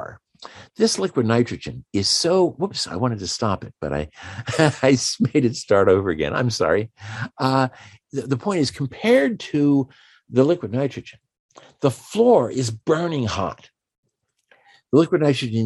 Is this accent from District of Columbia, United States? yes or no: yes; Washington, District of Columbia, United States; I'm from Washington, D.C., or just outside of Washington, D.C.